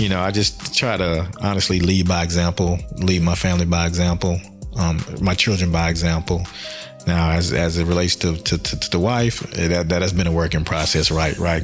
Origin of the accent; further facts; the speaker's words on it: Birmingham, Alabama, United States; moved away; also born or lived in Florida; Birmingham, Alabama, West End, predominantly black education system